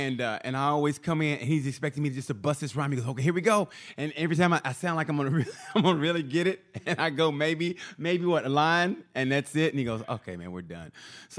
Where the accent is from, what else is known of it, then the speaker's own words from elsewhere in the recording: Oklahoma, United States; And where I grew up in Oklahoma, it was boy skate, girl skate.